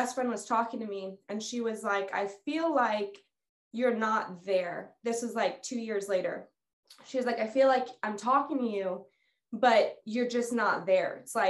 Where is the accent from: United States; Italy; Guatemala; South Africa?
Guatemala; moved away as an adult; Okay. So I grew up in Guatemala. My parents are missionaries there. I was there for the first 18 years of my life.